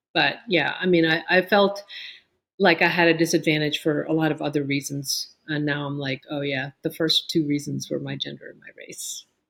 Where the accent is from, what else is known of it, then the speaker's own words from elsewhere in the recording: New York, United States; moved away as an adult; also born or lived in Pittsburgh, Pennsylvania / Chandigarh, India / Amherst, Massachusetts; now in Raleigh, United States; we moved uh, from India to the Bronx when I was eight and a half